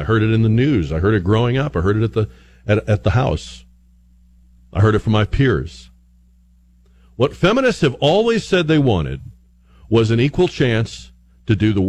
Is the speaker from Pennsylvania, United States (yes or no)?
no; a town just outside of Boston, Massachusetts, United States; moved away; I grew up in the Northeast. I grew up in a town just outside of Boston.